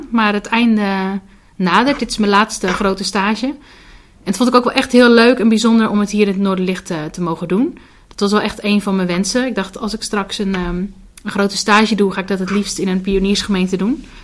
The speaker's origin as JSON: {"language": "Dutch", "town": "Hardinxveld", "region": "South Holland", "country": "Netherlands", "said": "Ik kom uit Hardingsveld, dus dat ligt ook een stukje onder Rotterdam."}